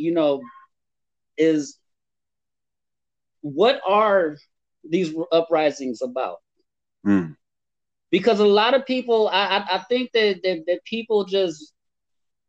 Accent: Santa Ana, California, United States; I'm from Santa Ana. I hail from Santa Ana. I grew up there

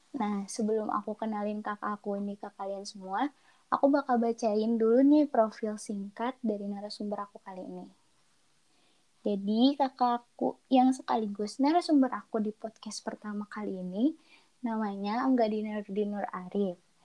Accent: Bandung, West Java, Indonesia; Aku asli orang Bandung dan tinggal di Bandung, tepatnya di Antapani.

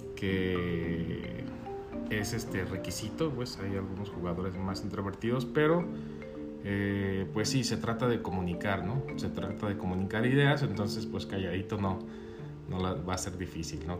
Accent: Guadalajara, Jalisco, Mexico; moved away as an adult; also born or lived in Los Cabos; now in Guadalajara, Mexico; Sí, soy de Guadalajara, aquí nací.

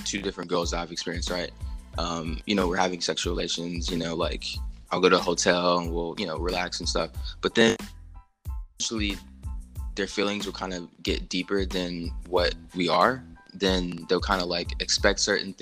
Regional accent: United States; me being an American

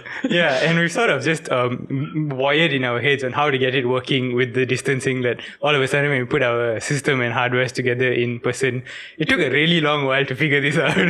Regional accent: Ipoh, Perak, Malaysia; now in Penang, Malaysia; my hometown's not actually Penang, it's Ipoh

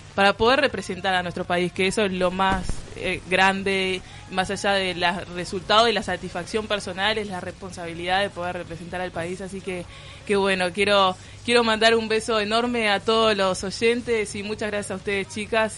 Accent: Uruguay; now in Philadelphia, United States; yo soy uruguaya

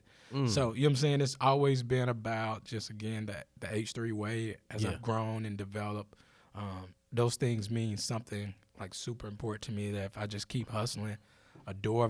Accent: Laurinburg, North Carolina, United States; I'm from Laurinburg. this is why I act like this. But I think Laurinburg gave me everything I have now.

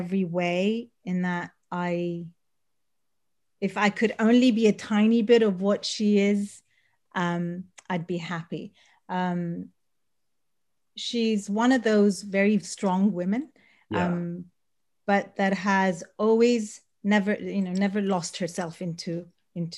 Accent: Sudan; moved away; also born or lived in Eritrea; I was born in Eritrea, grew up in Sudan, for many years lived there.

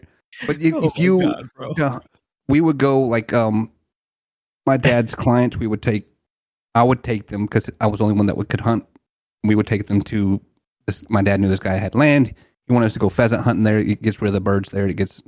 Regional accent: Louisiana, United States; Louisiana, bro.

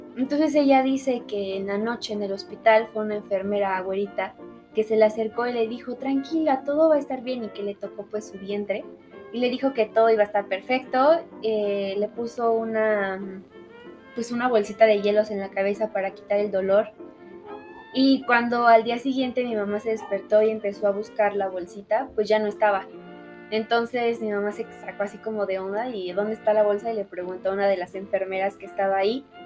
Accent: Mexico; como mexicanos

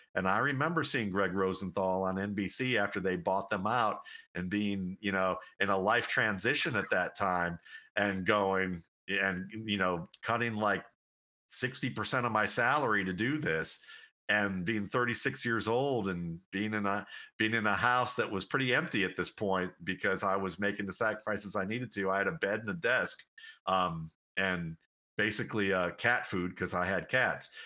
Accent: Cleveland, Ohio, United States; growing up in Cleveland, Ohio

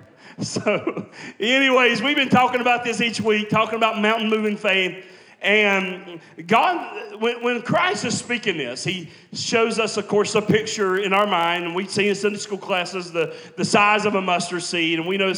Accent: West Virginia, United States; every time I talk to people, they never think that I'm from West Virginia or anywhere like that. They always say Texas.

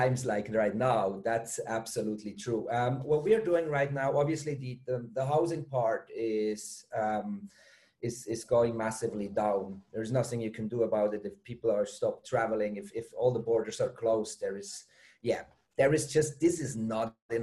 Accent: Switzerland; moved away as an adult; also born or lived in Germany; now in Bali, Indonesia; I'm from Switzerland originally

